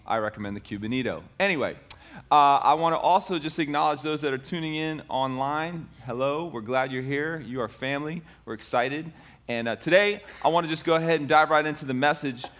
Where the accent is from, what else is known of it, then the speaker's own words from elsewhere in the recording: Tampa, Florida, United States; I grew up in Ybor City. I don't know if you know Ybor City. It's the inner city portion of Tampa.